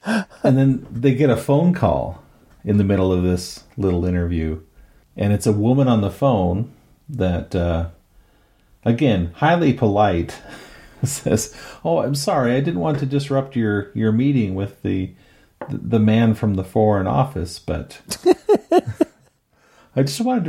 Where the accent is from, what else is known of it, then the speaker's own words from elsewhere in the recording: United States; being an American watching a British film